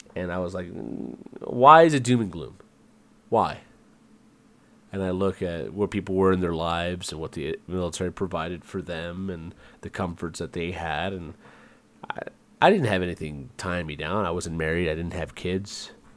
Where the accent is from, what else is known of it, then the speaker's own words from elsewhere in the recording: United States; moved away as an adult; also born or lived in Virginia / Georgia / San Antonio, Texas / Puerto Rico (family); I grew up in Virginia and Georgia